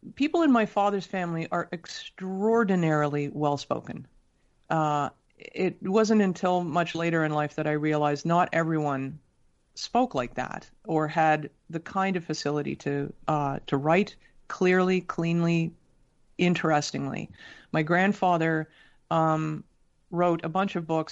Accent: Toronto, Ontario, Canada; also born or lived in Sydney, Australia; I was born in Toronto and very quickly thereafter we moved to Australia.

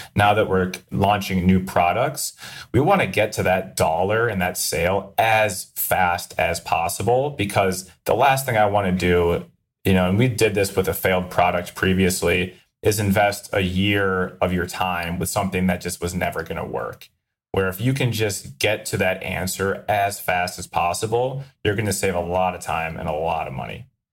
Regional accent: Minnesota, United States; I'm from Minnesota

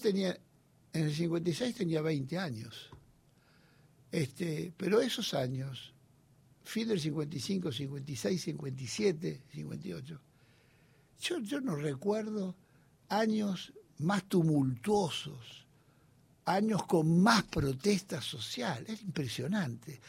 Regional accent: Olivos, Buenos Aires Province, Argentina; Yo nací en Olivos

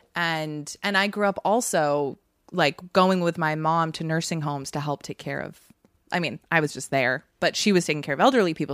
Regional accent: Massachusetts, United States; also born or lived in Vermont; I moved from Vermont when I was seven to Massachusetts

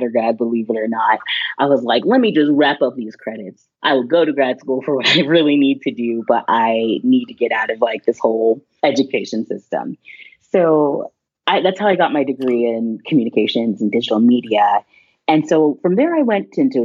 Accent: Texas, United States; I grew up in Texas

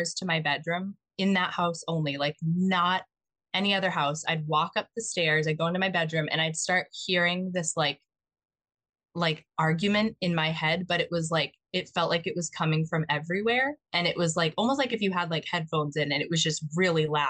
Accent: Mattapoisett, Massachusetts, United States; So I grew up in Mattapoisett. It's like near the Cape.

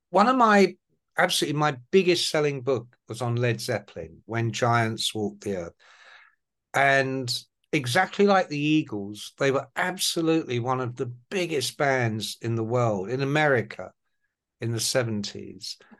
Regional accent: England, United Kingdom; accent: Irish; My family are Irish. So my mum and dad were immigrants to England after the Second World War, like so many. And so I grew up with an Irish accent until I went to kindergarten and school

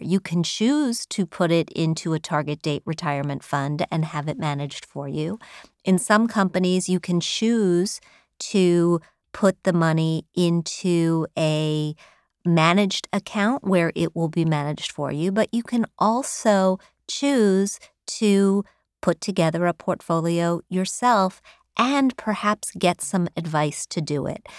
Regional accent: Wheeling, West Virginia, United States; moved away; I grew up in Wheeling, West Virginia

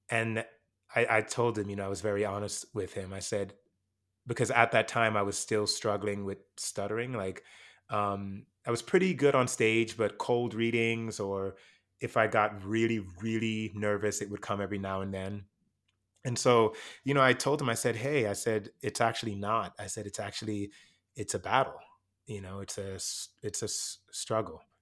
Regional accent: Jamaica; moved away; I came from Jamaica. I was put in a speech class

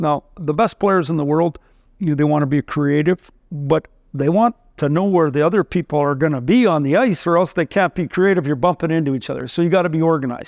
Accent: Saskatchewan, Canada; moved away; I, I grew up in Saskatchewan

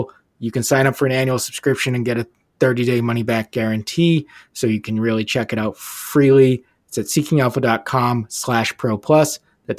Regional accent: Burlington, Massachusetts, United States; he is from the Massachusetts area where I grew up, and he shouts up Burlington Mall, which I have brought up on this podcast as my hometown mall.

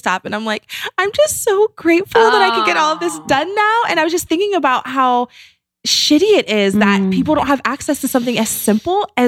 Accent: Green, Ohio, United States; moved away; I grew up in Akron. I grew up in Green, Ohio, which is like a suburb of Akron

